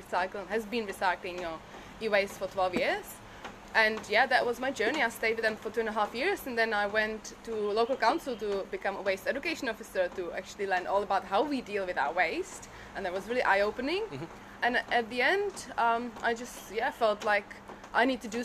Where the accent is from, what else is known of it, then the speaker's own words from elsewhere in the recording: Prague, Czechia; English is a second language; moved away as an adult; also born or lived in Brisbane, Australia; now in Australia; I grew up in Prague, as you can hear. I'm not Australian originally.